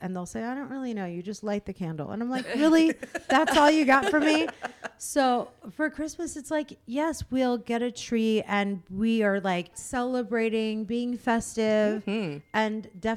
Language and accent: English; Virginia, United States; I was born in Virginia